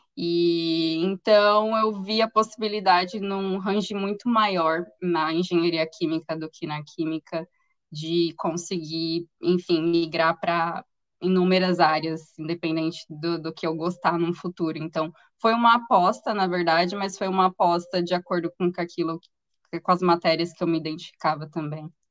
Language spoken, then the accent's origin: Portuguese; interior of São Paulo, Brazil; eu sou do interior de São Paulo